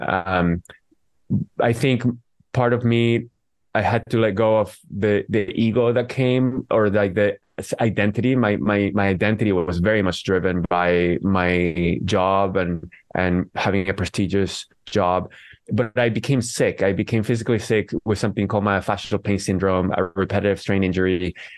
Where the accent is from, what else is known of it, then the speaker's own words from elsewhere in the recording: Venezuela; now in San Jose, United States; I am from Venezuela. I live in San Jose, California.